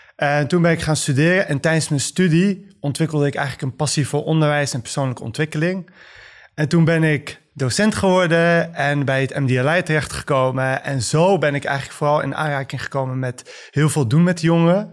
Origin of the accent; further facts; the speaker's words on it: The Hague, South Holland, Netherlands; Ik ben ehm, gewoon geboren en opgegroeid in Den Haag, zoals vele Marokkaanse Nederlanders en moslims